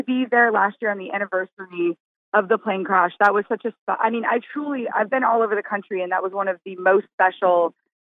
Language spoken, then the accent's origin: English; California, United States; California, which is my home state